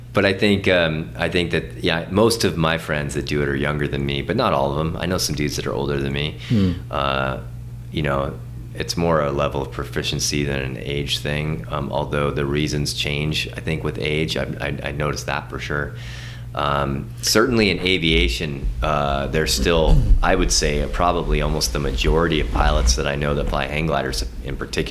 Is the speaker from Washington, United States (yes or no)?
yes; north of Seattle, Washington, United States; moved away as an adult; also born or lived in Hawaii; now in Montana, United States; I grew up north of Seattle